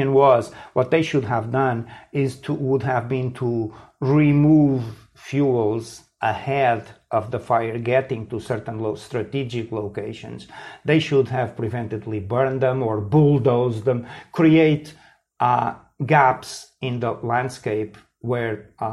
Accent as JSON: {"language": "English", "country": "Portugal", "tie": "born or raised there", "said": "I grew up in Portugal. I was a teenager here in the mid 1970s"}